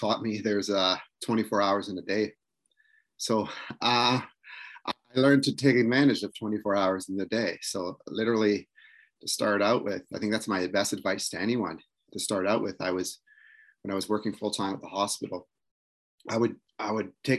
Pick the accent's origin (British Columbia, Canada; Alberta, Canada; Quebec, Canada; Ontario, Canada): Ontario, Canada; Six Nations Reserve; I'm from Six Nations Reserve, where I'm an educator